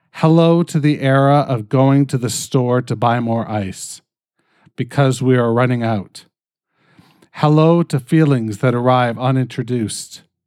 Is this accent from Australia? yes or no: no; Canada; I'm fucking Canadian